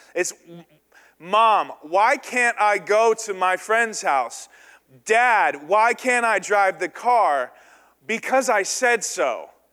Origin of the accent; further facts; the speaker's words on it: the South, United States; I was raised in the South